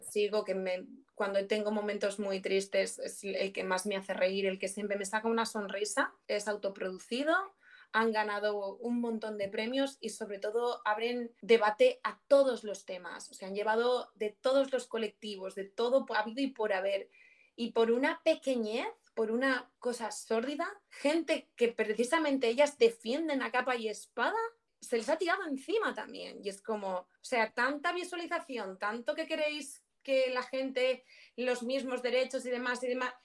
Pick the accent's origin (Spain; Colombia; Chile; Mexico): Spain; ¿qué pinta tengo yo de española?